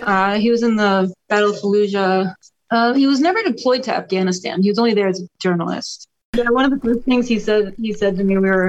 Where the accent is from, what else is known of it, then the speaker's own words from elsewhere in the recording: Boston, Massachusetts, United States; born there; also born or lived in Orlando, United States; I was born in the Boston area, but lived in Orlando, so I've been like traveling literally my whole life before, during, and after the army.